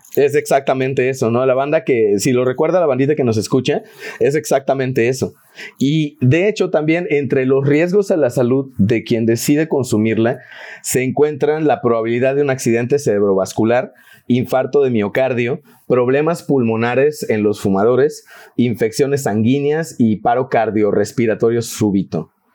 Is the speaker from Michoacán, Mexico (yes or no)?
no; Yucatán, Mexico; los que somos de Yucatán